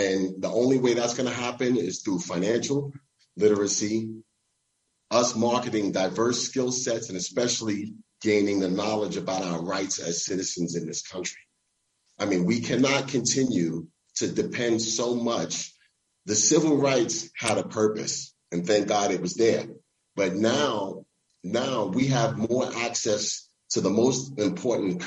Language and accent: English; New York City, New York, United States; I grew up in the housing projects in Brooklyn, New York